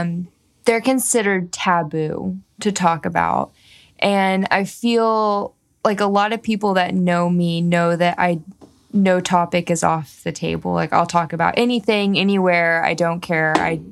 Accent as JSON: {"language": "English", "region": "the South", "country": "United States", "tie": "born or raised there", "said": "And I grew up in the South where there's a lot of things you don't talk about."}